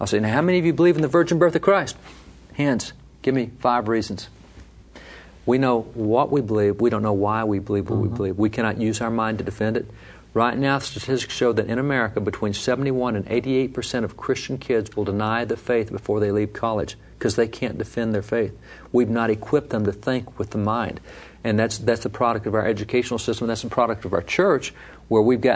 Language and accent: English; Texas, United States; I'm from Texas, so I'll pick on my state.